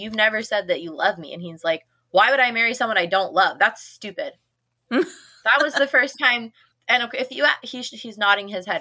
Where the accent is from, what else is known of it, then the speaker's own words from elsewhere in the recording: Midwest, United States; moved away as an adult; now in Mississippi, United States; I grew up with snow. I grew up in the Midwest, so I grew up with snow everywhere.